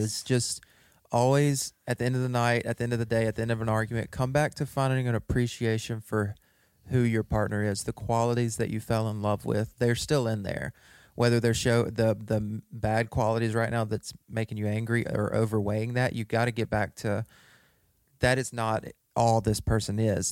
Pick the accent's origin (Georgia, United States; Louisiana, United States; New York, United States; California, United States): Louisiana, United States; West Monroe; We were both born and raised in West Monroe, Louisiana